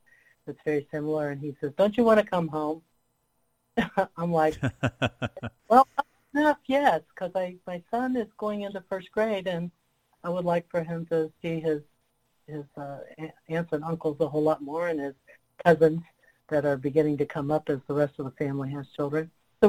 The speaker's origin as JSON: {"language": "English", "town": "Harlan County", "region": "Kentucky", "country": "United States", "tie": "born there", "said": "because I was born in Harlan County and a native, partly native family history, as well as Appalachian family history"}